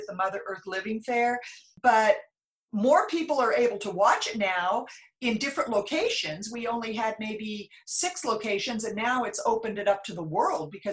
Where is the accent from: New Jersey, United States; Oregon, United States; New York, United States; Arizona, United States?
Oregon, United States; Klamath Falls; moved away as an adult; also born or lived in Australia; now in Rogue Valley, United States; I'm from Southern Oregon. I grew up in Klamath Falls